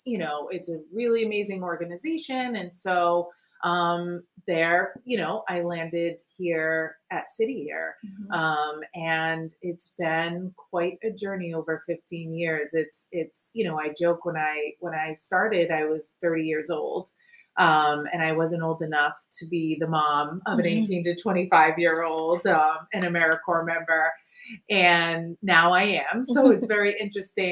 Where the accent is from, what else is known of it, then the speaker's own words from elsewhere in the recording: Warwick, Rhode Island, United States; I was raised in Warwick, Rhode Island